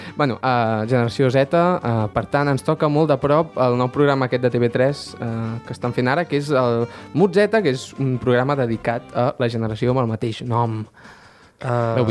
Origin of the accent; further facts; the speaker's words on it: Baix Montseny, Catalonia, Spain; sóc un patriota del Baix Montseny